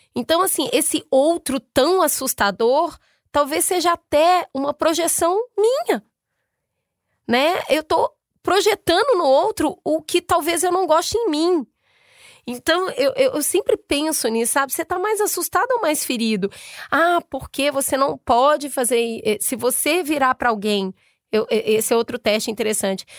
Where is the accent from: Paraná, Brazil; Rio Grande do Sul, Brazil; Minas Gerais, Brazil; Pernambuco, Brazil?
Minas Gerais, Brazil; Belo Horizonte; Eu sou de Belo Horizonte